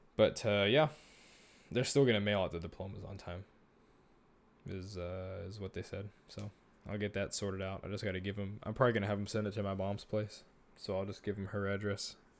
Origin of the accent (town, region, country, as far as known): Texas, United States; born or raised there